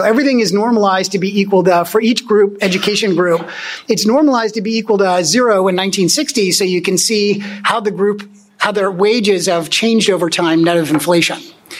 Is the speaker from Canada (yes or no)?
no; Germany; born there; moved away; you know, I was born in Germany. I'm an immigrant myself. My parents are high school dropouts.